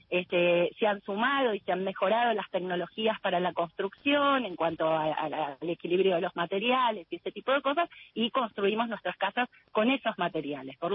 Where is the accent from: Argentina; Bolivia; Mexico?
Argentina; Buenos Aires; now in Pueblo Belgrano, Argentina; yo vengo de Buenos Aires, pero me radiqué hace 13 años acá en Pueblo Belgrano, que está al ladito de Gualeguaychú